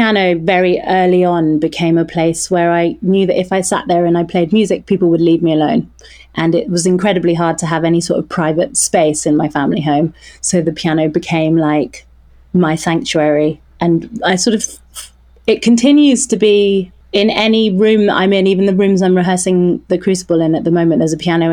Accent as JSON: {"language": "English", "region": "London", "country": "United Kingdom", "tie": "born or raised there", "first_language": "French", "said": "I was raised in London, in West London, in a part of London called Hammersmith or Fulham"}